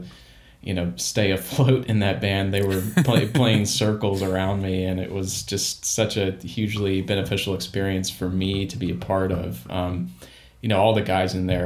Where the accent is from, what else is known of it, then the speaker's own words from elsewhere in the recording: outside of Baltimore, Maryland, United States; I grew up outside of Baltimore, Maryland